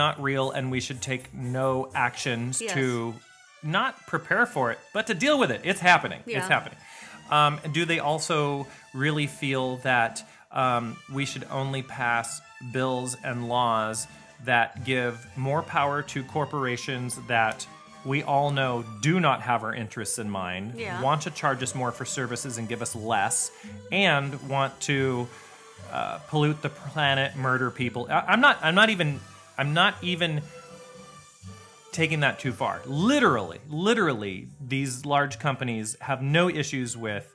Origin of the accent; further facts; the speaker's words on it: United States; as an American